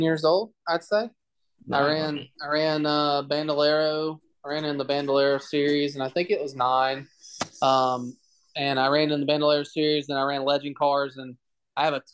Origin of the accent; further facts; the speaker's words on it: Douglasville, Georgia, United States; So there's Douglasville, Georgia, Winston, Georgia, and then Villarica, Georgia, that are all like, they're all three so close together. And we were kind of like right in the middle of it.